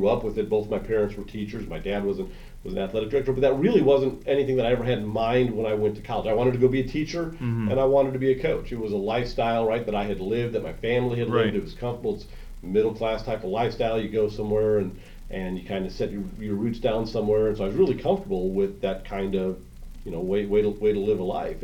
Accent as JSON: {"language": "English", "town": "Crown Point", "region": "Indiana", "country": "United States", "tie": "born or raised there", "also_born_or_lived": "Bloomington, Indiana", "moved": "as an adult", "lives_now": "Danville, United States", "said": "I grew up in Northwest Indiana. I went to high school at Crown Point High School"}